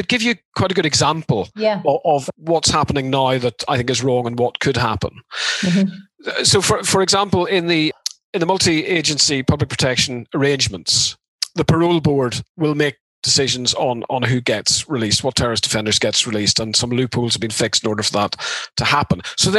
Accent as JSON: {"language": "English", "country": "Ireland", "said": "I mean, you know, we're both from Ireland."}